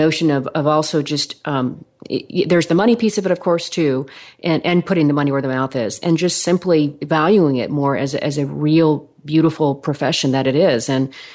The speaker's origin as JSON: {"language": "English", "region": "Oregon", "country": "United States", "tie": "born or raised there", "moved": "yes", "lives_now": "Dallas, United States", "said": "I grew up in Oregon, and so it's quite homogenous up there."}